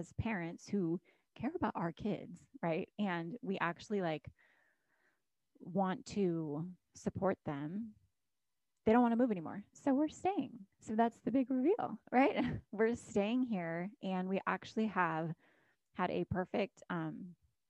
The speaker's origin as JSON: {"language": "English", "region": "Alaska", "country": "United States", "tie": "born or raised there", "also_born_or_lived": "Florida", "moved": "as an adult", "said": "I was born and raised in Alaska, had not lived anywhere other than Alaska for 24 years until we decided to move out of Alaska and move to Florida"}